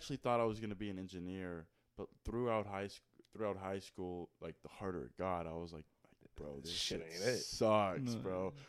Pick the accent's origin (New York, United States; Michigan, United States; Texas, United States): Texas, United States; I'm from Texas.